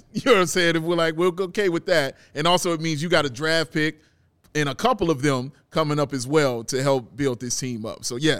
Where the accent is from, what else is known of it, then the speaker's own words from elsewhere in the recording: North Carolina, United States; I'm from North Carolina, brother. I just came out of here.